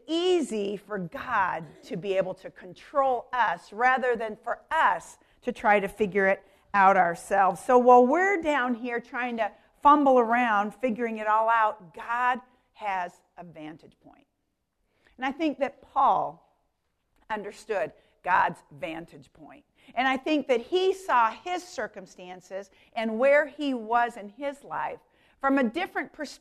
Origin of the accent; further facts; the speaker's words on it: Denver, Colorado, United States; I grew up in Denver, Colorado